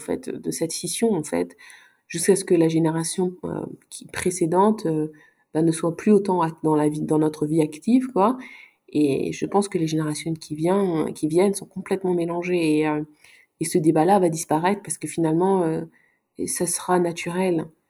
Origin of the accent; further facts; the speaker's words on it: Luxembourg; also born or lived in Sweden; j'ai grandi ici au Luxembourg